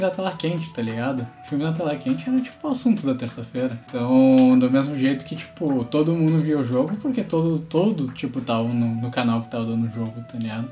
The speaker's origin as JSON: {"language": "Portuguese", "town": "Toyohashi", "region": "Aichi", "country": "Japan", "moved": "yes", "lives_now": "Porto Alegre, Brazil", "said": "Eu sou de Toyohashi, sou do Japão."}